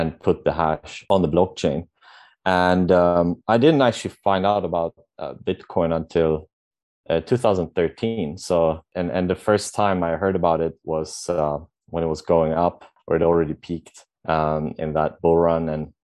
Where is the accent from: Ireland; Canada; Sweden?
Sweden; moved away as an adult; now in Vietnam; I'm from Sweden, born and raised. My parents are Polish, and I'm currently living in Vietnam since a couple of years